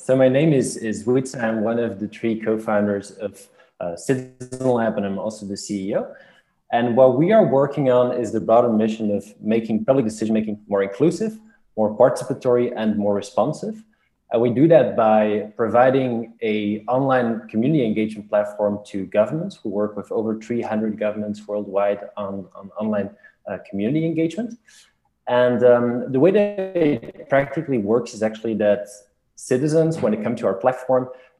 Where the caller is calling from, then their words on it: Brussels, Brussels-Capital Region, Belgium; I'm calling from Brussels here.